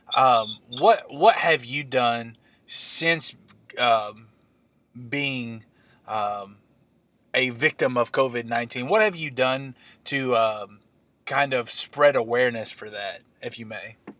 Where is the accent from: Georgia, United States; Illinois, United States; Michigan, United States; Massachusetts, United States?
Illinois, United States; we're both from Illinois